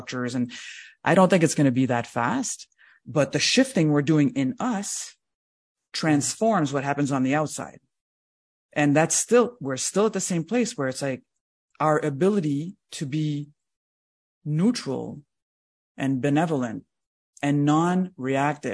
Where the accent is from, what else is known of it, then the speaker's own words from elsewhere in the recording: Canada; just as a Canadian, I'm not very proud of all that part of our heritage